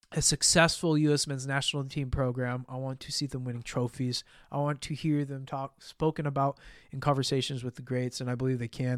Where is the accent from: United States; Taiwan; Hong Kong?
United States; as an American